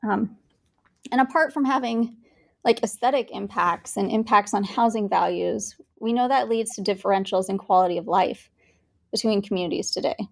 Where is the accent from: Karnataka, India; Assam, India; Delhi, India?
Karnataka, India; Bangalore; also born or lived in Kansas; now in Kansas City, United States; I was born and raised in India, in Bangalore, India